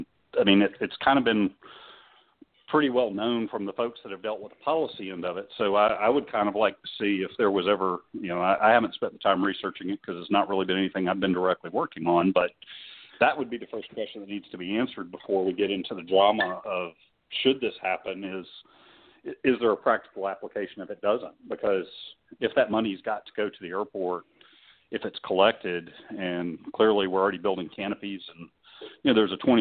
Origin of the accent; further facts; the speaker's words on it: Fayette County, Georgia, United States; I grew up in Fayette County just across the Flint River from Clayton